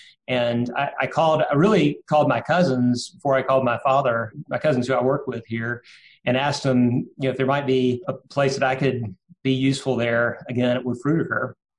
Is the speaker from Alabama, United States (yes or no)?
yes; Birmingham, Alabama, United States; I come from an old Birmingham family. I guess old as Birmingham is, which is about 100 years old, I guess. So I grew up here.